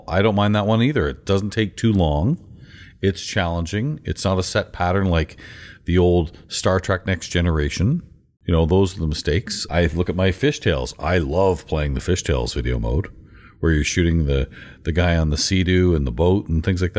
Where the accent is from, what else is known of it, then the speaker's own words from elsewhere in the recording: South Dakota, United States; Even though I'm from South Dakota, I am very familiar with Tim Hortons from my time in the Army.